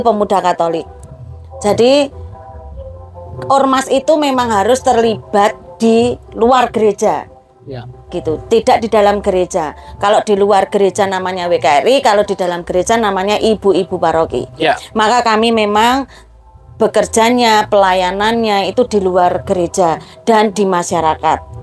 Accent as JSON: {"language": "Indonesian", "town": "Jumapolo", "region": "Central Java", "country": "Indonesia", "tie": "born or raised there", "also_born_or_lived": "Serang", "moved": "yes", "said": "saya asli Jumapolo, tetapi saya merantau ke Serang, lalu kemudian pulang ke Jumapolo lagi tahun 2017"}